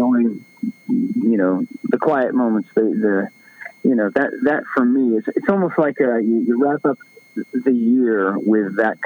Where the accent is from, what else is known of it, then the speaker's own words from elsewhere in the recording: Florida, United States; I'm from Florida